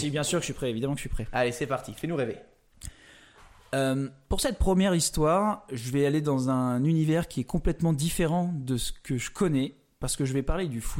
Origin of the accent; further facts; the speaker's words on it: Oléron, Nouvelle-Aquitaine, France; Moi, je viens de l'île de Léron, On a quand même le nord et le sud pour une île qui fait une trentaine de kilomètres de, long, même pas quoi.